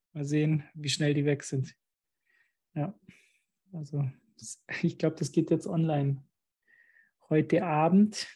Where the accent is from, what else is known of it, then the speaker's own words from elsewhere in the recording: Germany; ich bin jetzt ganz alleine als Deutscher hier unter Österreichern